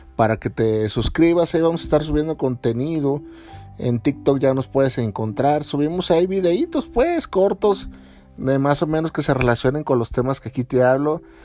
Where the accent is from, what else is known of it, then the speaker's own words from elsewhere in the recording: Mexico; yo como mexicano